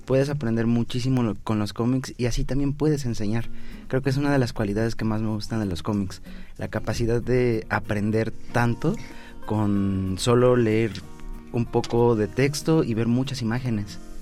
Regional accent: Mexico; nosotros como mexicanos

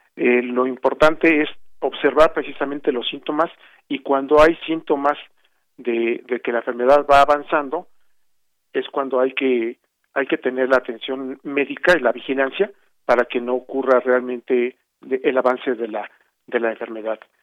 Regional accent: Mexico; como mexicanos

